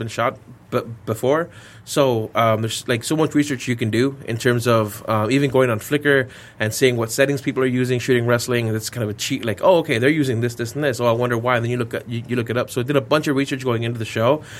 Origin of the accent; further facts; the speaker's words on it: El Paso, Texas, United States; I'm from El Paso. And so growing up, I had a big hometown hero from El Paso